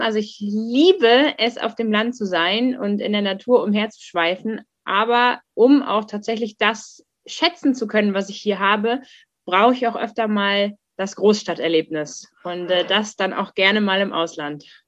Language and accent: German; Germany; ich bin in der in der Nähe Hamburgs aufgewachsen.